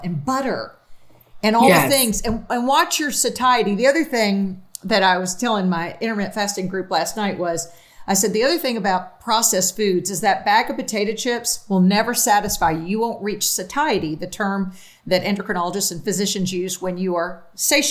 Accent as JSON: {"language": "English", "town": "Newark", "region": "New Jersey", "country": "United States", "tie": "born or raised there", "said": "I was born in Newark, New Jersey, so those are my people"}